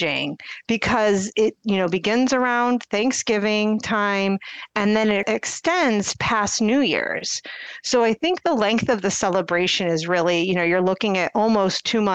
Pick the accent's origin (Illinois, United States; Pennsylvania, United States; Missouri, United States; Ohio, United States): Ohio, United States; Akron; now in Cleveland, United States; I'm from the Akron area